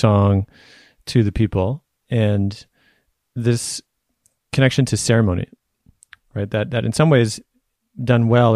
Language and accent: English; Canada; I was born in Canada, of course, you know, it wasn't that long ago that my people were not in this land